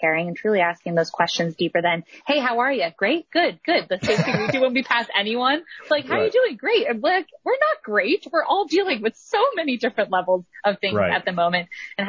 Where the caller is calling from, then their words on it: Cleveland, Ohio, United States; I am in Cleveland, Ohio. Beautiful Cleveland, Ohio.